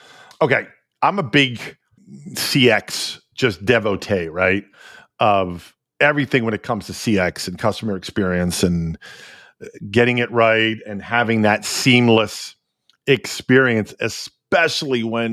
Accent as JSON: {"language": "English", "town": "Philadelphia", "region": "Pennsylvania", "country": "United States", "tie": "born or raised there", "said": "my hometown of Philly"}